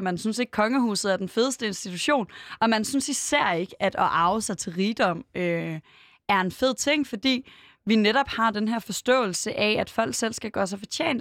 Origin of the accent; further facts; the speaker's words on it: Aarhus, Central Denmark Region, Denmark; Jeg er vokset op i Aarhus, øh, ret tæt på Gellerup